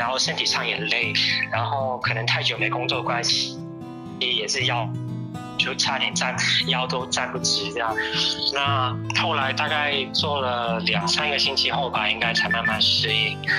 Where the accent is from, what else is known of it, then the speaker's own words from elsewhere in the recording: Guangdong, China; 虽然我是一个广东人，我常常去饮茶